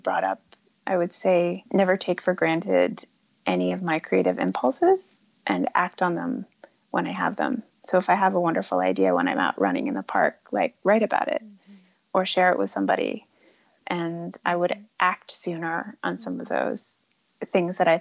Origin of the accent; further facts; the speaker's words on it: United States; as an American, as a woman